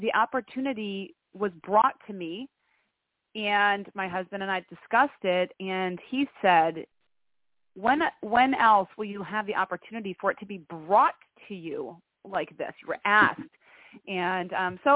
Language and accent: English; Greenville, New York, United States; now in Albany, United States; I'm actually from a little pocket town south of here called Greenville. That's where I went to high school